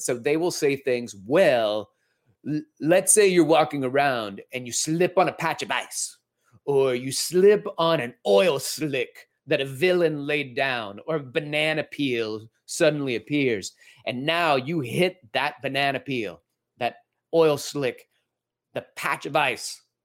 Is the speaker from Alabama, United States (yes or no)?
yes; Alabama, United States; we're from Alabama, so I, I'm gonna Alabama on you for a moment here with my dad.